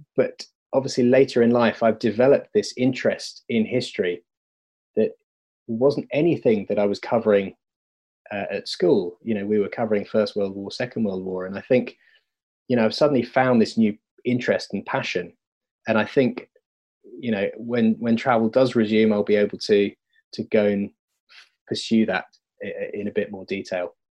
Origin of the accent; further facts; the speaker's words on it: United Kingdom; me being a British white male